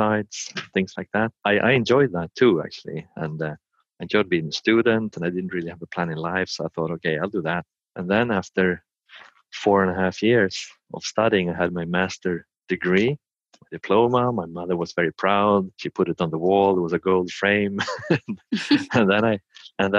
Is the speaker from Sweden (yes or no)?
yes; Sweden; I'm from Sweden and I live in Sweden on the countryside.